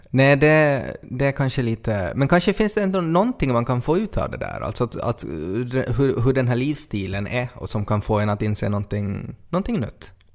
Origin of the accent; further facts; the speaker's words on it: Ostrobothnia, Finland; vi har aldrig varit utanför Österbotten, vi har aldrig pratat med no, någon andra, no andra människor som inte pratar vår dialekt